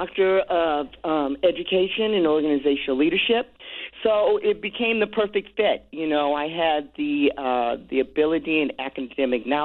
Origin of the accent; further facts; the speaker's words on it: Los Angeles, California, United States; I'm born and raised in Los Angeles, third generation